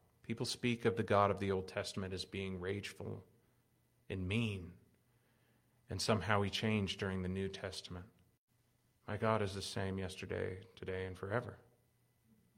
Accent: United States; As an American young person

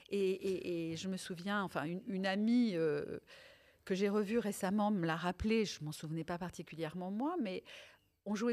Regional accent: France; first language Italian; also born or lived in Tunisia; je suis née en Tunisie. Je suis arrivée en France, j'avais trois ans, et mes parents sont italiens tous les deux. Et la langue maternelle qu'on pratiquait euh, à la maison, donc la langue qu'on parlait à la maison, c'était l'italien

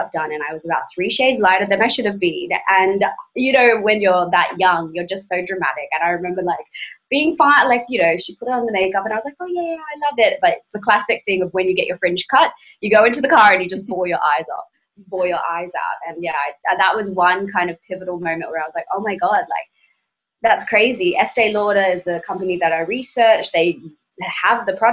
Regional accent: Brisbane, Queensland, Australia; moved away; also born or lived in Melbourne, Australia; growing up in Brisbane, Australia, and then moving to Melbourne, Australia

